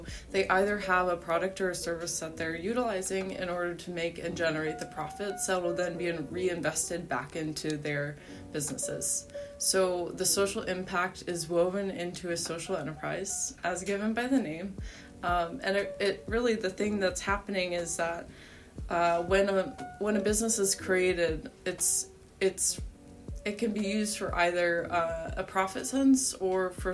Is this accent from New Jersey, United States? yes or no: no; Cincinnati, Ohio, United States; growing up in Cincinnati